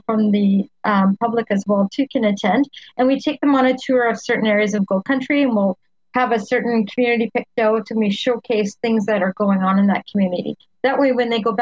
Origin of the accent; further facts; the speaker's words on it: Highland Valley, British Columbia, Canada; also born or lived in Ashcroft, British Columbia / Okanagan, British Columbia; now in Cache Creek, Canada; I was born in Ashcroft and raised up in the Highland Valley area